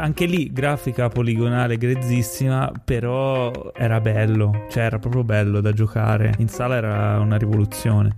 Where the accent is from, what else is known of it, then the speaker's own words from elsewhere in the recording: Ischia, Campania, Italy; io sono nato a Ischia